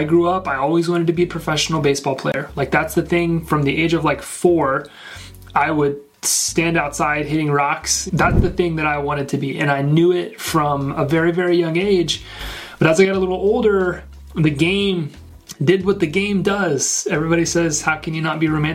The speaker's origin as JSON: {"language": "English", "region": "Northwest Arkansas", "country": "United States", "tie": "born or raised there", "said": "born and raised in Northwest Arkansas"}